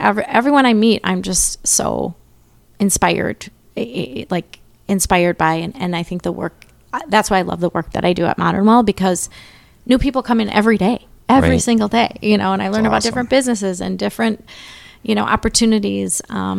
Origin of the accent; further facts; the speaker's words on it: Mendota Heights, Minnesota, United States; So I'm from St. Paul.